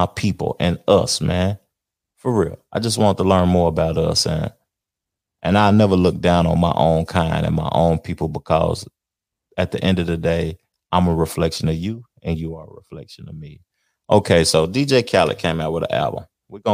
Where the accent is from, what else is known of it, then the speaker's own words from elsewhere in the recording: the South, United States; I'm from the South, and I say words and I simplify words, and hang things over